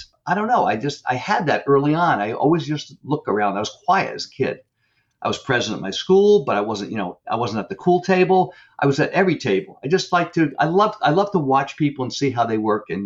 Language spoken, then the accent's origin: English; Northeast, United States; I'm from the Northeast